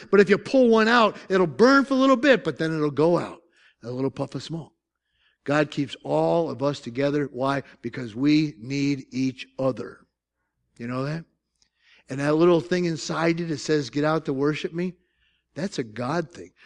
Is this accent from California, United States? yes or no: no; Syracuse, New York, United States; moved away; I'm from South, South, South Syracuse